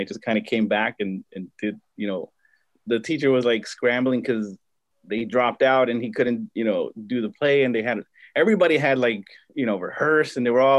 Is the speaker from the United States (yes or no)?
yes; Compton, California, United States; I grew up in Compton, most of my life.